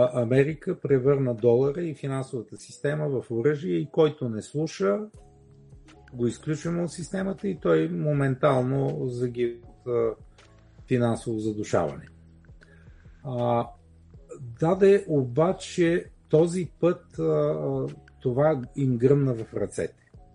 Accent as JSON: {"language": "Bulgarian", "country": "Bulgaria", "said": "ние сме си българи и живеем тук"}